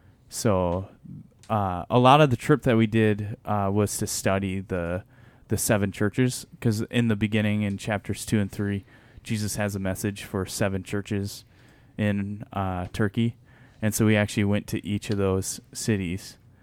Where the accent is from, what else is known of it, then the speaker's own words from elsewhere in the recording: Michigan, United States; Because I'm from Michigan.